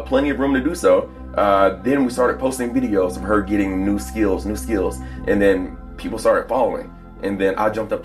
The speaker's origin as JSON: {"language": "English", "town": "Plano", "region": "Texas", "country": "United States", "tie": "born or raised there", "also_born_or_lived": "Texarkana, Texas / Dallas, Texas"}